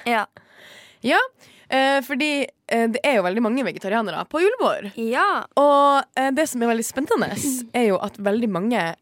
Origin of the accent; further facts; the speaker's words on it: Northern Norway, Norway; fra Nord-Norge og jeg kan ikke leve med flyskam.